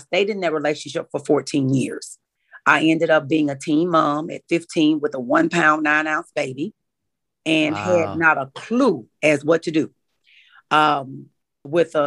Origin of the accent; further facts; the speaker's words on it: Warren, Arkansas, United States; I grew up in Warren, Arkansas, and I am the baby of five children